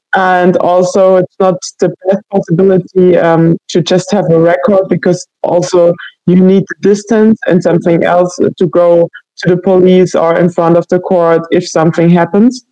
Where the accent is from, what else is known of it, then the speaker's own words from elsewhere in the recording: Baden-Württemberg, Germany; moved away as an adult; now in Leipzig, Germany; I'm from Germany, uh, especially from um, Baden Württemberg